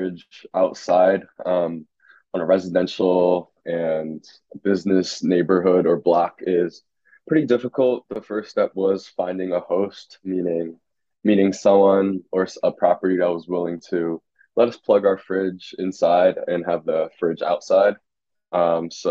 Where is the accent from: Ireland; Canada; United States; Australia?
United States; Philadelphia, Pennsylvania; I'm from South Philly